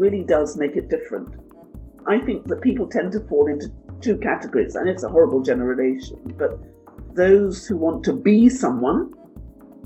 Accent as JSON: {"language": "English", "region": "London", "country": "United Kingdom", "tie": "born or raised there", "also_born_or_lived": "St. Joseph, Dominica", "said": "at an early age, I moved with my family to England, where I grew up in Walthamstow in the East End of London."}